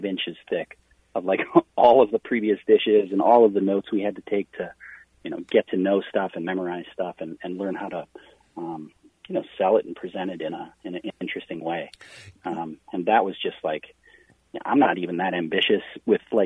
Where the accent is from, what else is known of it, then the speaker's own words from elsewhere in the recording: Wisconsin, United States; now in Minnesota, United States; I'm from Wisconsin.